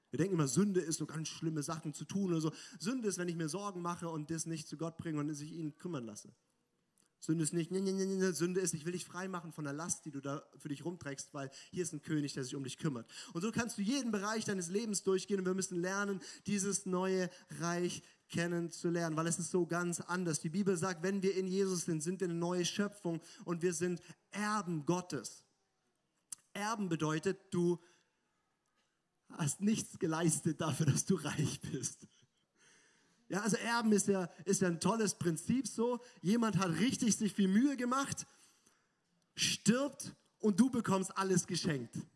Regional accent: Germany; oder oder äh, als, als Deutsche sind wir da auch ganz gut.

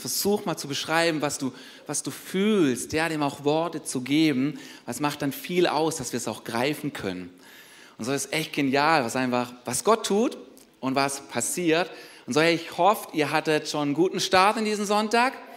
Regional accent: Germany; wir als Deutsche

